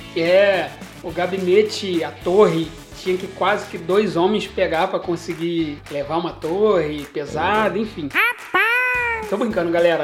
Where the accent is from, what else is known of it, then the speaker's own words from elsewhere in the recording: Nova Friburgo, Rio de Janeiro, Brazil; also born or lived in Cantagalo / Cordeiro; eu voltei para Nova Friburgo, inclusive a minha cidade natal, e estou aqui até hoje